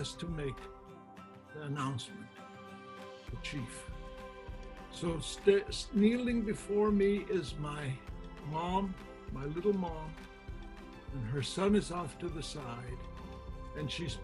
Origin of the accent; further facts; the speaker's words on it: Yakutat, Alaska, United States; moved away as an adult; also born or lived in Washington State; now in Washington, United States; I came from a teeny little village, 250 people in Yakutat, Alaska.